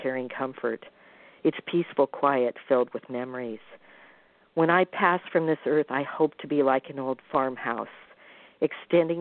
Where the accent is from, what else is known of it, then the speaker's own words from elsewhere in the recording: Midwest, United States; I'm from the Midwest